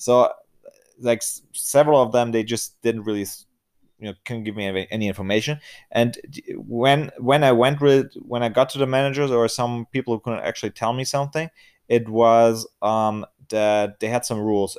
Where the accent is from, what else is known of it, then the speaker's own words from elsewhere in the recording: Germany; I'm from Germany